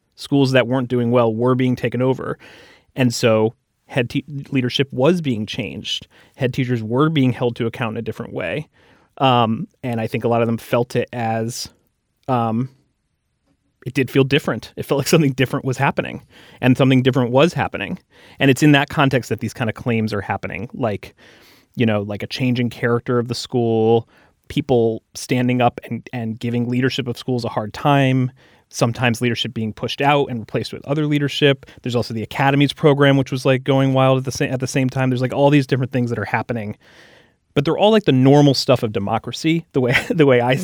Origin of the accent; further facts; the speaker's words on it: United States; as an American